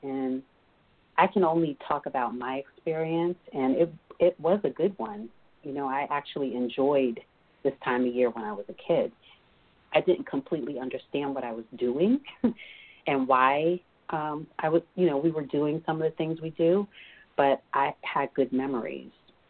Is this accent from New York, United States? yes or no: yes; New York, United States; And growing up in New York, you know, I celebrated Halloween.